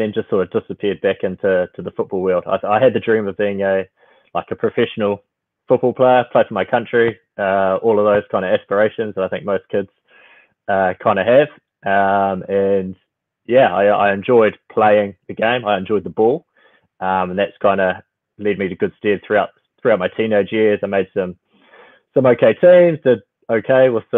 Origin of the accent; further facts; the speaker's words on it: Auckland, New Zealand; also born or lived in Philippines; I was born in the Philippines and moved to New Zealand pretty quickly. So I've been in Auckland my whole life